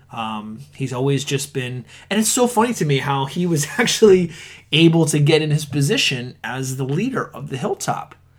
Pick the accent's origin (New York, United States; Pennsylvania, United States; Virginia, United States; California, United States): Pennsylvania, United States; Conshohocken